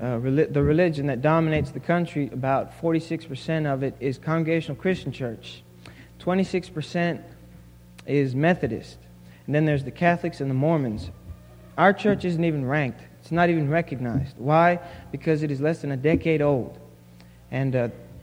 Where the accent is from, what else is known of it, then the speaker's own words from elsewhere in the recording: Samoa; moved away as an adult; now in United States; I am from Western Samoa